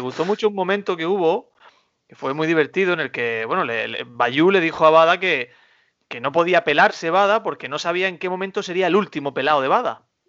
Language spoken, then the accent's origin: Spanish; Almería, Andalusia, Spain; yo por orgullo almeriense, orgullo patrio